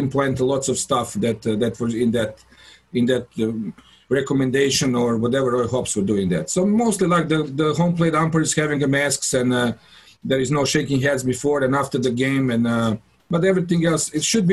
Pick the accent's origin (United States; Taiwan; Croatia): Croatia; Karlovac, Karlovac County; the Karlovac, my hometown team